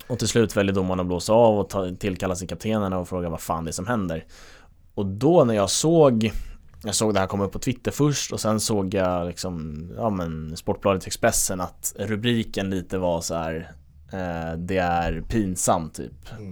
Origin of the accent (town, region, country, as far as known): Sweden